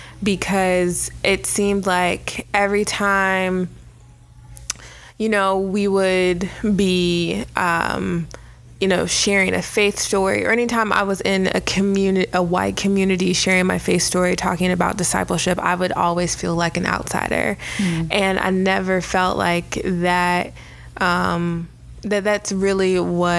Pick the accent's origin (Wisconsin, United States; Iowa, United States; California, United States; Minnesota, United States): Minnesota, United States; I was born in Minnesota.